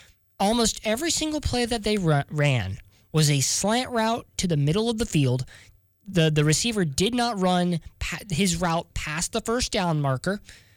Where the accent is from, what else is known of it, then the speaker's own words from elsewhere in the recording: near Katy, Texas, United States; now in Columbia, Missouri, United States; Katy, Texas, which is not too far from my hometown.